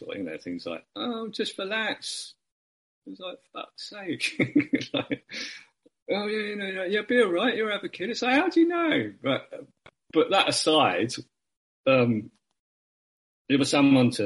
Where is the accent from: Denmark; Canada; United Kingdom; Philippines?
United Kingdom; as a Brit